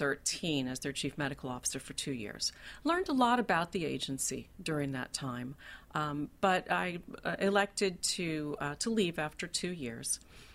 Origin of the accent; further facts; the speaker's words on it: Dayton, Kentucky, United States; I'm from a small town in Kentucky, northern Kentucky, a little place called Dayton.